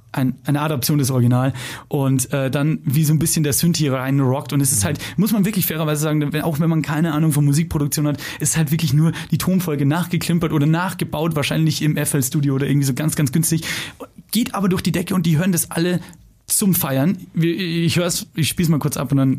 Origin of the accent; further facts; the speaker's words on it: Lower Bavaria, Germany; ich bin in Niederbayern groß geworden